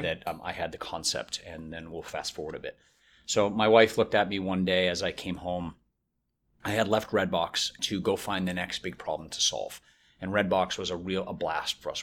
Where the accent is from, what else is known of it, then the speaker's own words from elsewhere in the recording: Boston, Massachusetts, United States; also born or lived in Chicago / Winston-Salem; now in Raleigh, United States; I'm from Boston